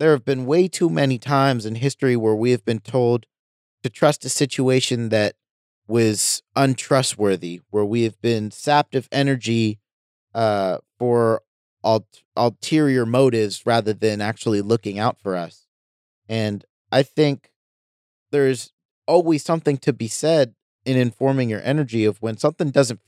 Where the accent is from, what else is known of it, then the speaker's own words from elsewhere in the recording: United States; I'm looking at it in the context that I'm an American.